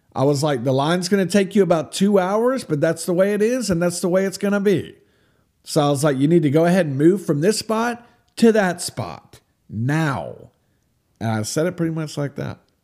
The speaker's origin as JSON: {"language": "English", "country": "United States", "said": "I'm American."}